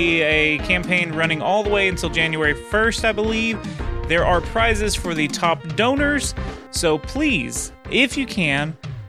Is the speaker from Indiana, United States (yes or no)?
no; Texas, United States; Well, I'm the Texan.